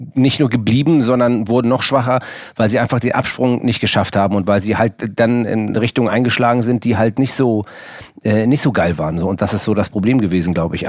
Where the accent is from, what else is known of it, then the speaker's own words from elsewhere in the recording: Hamburg, Germany; Äh, es ist Hamburg Müllmannsberg